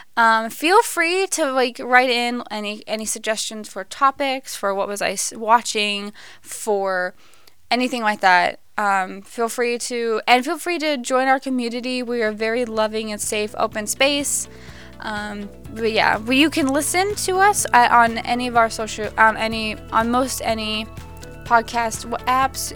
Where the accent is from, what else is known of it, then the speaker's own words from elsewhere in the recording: United States; we as the American people